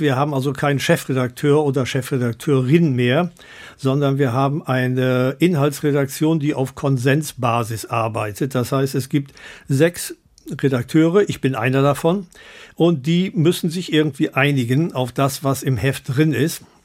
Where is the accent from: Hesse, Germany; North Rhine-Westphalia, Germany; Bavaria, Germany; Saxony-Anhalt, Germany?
North Rhine-Westphalia, Germany; Bergneustadt; in meiner Geburtsstadt Bergneustadt